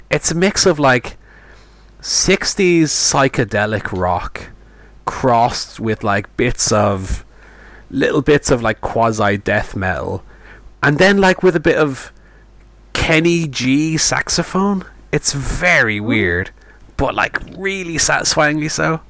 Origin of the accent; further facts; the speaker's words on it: Ireland; as an Irishman